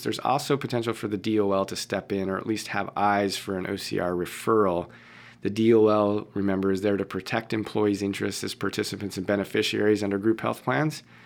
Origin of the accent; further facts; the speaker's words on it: Boston, Massachusetts, United States; I was born in Boston, mm. Beth Israel Hospital in Boston